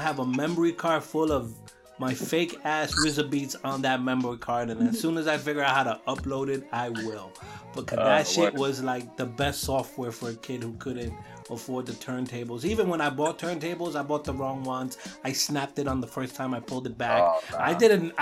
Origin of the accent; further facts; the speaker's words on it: New York, United States; I'm from New York